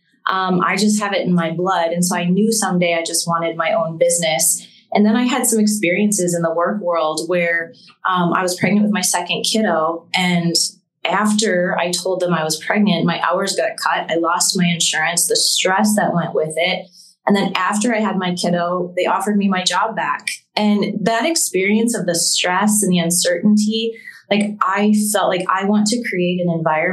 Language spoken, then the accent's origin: English; Cameron, Wisconsin, United States; I went to school in Barron and our address back and our phone number is Cameron